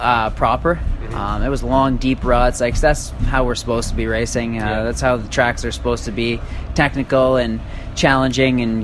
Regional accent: East Coast, United States; I'm from the East Coast

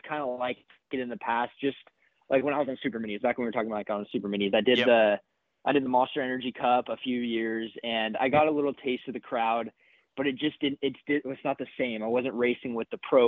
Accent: California, United States; moved away as an adult; also born or lived in Florida; coming from Cali

